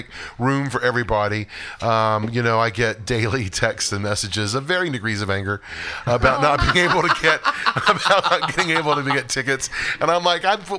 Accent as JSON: {"language": "English", "region": "Texas", "country": "United States", "tie": "born or raised there", "moved": "yes", "said": "I grew up in Texas."}